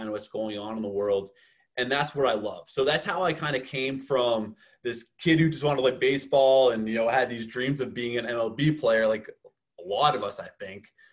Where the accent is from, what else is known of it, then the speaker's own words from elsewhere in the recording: outside of Boston, Massachusetts, United States; moved away as an adult; also born or lived in Miami; I grew up outside of Boston, Massachusetts